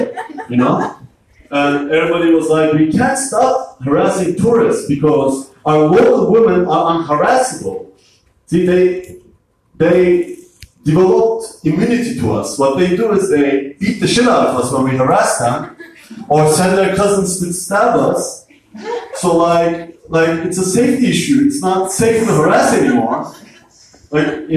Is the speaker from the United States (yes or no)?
no; Turkey; moved away; I'm from Turkey.